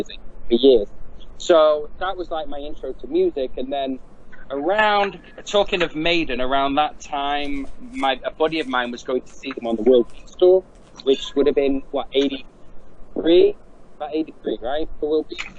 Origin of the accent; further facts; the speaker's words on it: Manchester, North West England, United Kingdom; I'm from Manchester in England